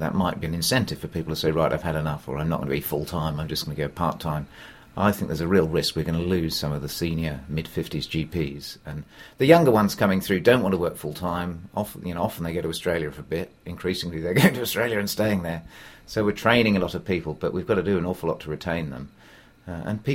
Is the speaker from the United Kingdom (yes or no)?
yes; United Kingdom; we're British